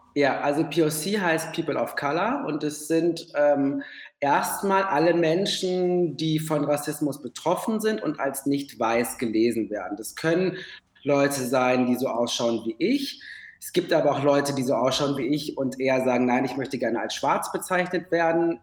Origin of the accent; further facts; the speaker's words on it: Ruhr area, North Rhine-Westphalia, Germany; now in Berlin, Germany; ich komme aus dem Ruhrgebiet